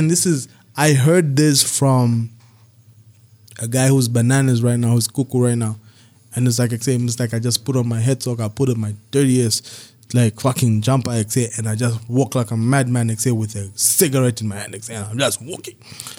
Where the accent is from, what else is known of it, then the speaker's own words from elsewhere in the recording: Belgium; It's like, nigga, I'm from Belgium, I speak French.